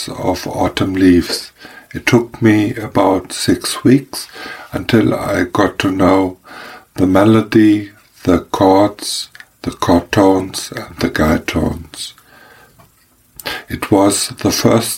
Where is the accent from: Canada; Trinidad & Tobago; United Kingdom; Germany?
Germany; I'm from Germany